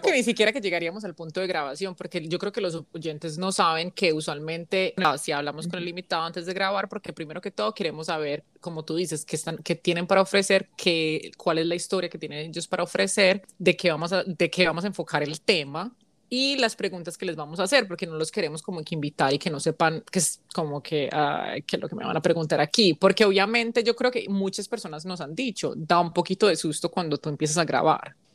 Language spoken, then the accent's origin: Spanish; United States; also born or lived in Colombia / South Korea; Yo crecí en los Estados Unidos